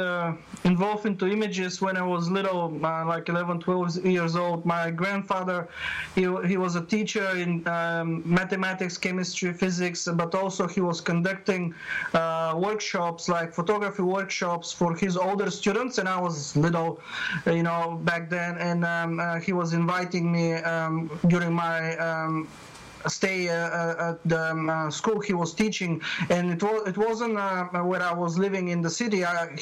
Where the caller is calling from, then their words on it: Perth, Western Australia, Australia; Yeah, I'm calling from Perth, Western Australia. It's about 9 o'clock in the morning.